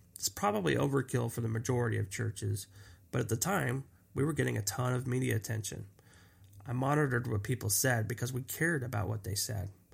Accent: Los Angeles, California, United States; I grew up in Los Angeles

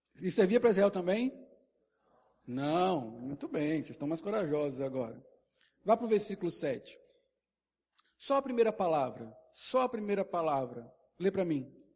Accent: Sergipe, Brazil; also born or lived in Brasília; eu nasci em Brasília. Com um ano e meio eu vim para cá. Nunca voltei lá. Eu sou o quê? Eu sou sergipano.

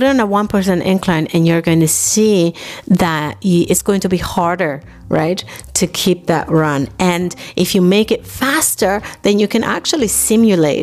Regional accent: New York City, New York, United States; moved away as an adult; also born or lived in Dominican Republic; now in Germany; I was born in Dominican Republic, I grew up in New York City

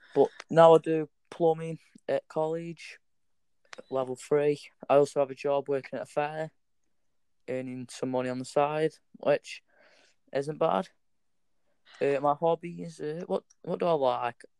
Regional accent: Stoke-on-Trent, West Midlands, United Kingdom; I was born in Stoke-on-Trent, born at the Royal Stoke Hospital

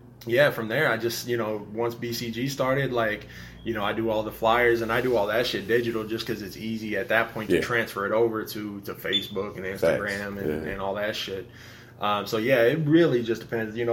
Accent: Seattle, Washington, United States; moved away as an adult; also born or lived in Los Angeles / Raleigh, North Carolina; I was born in Washington, but I moved down to L.A., and I was there for like 2.5 years

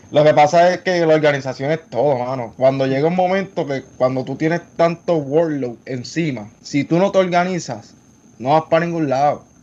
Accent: Puerto Rico; reconocer como puertorriqueña lo orgulloso que nosotros nos sentimos

